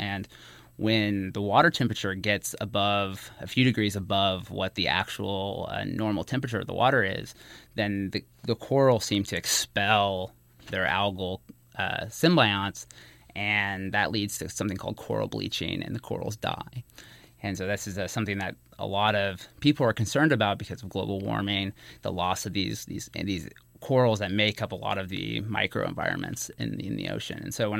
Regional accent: Arkansas, United States; moved away; I'm originally from Arkansas

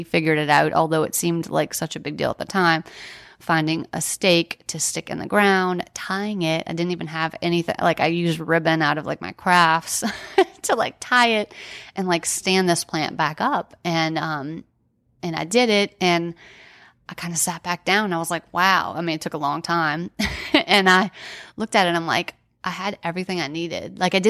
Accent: New Orleans, Louisiana, United States; And, you know, we're from New Orleans. So we kind of uprooted our lives, our careers, everything to be there and get him well.

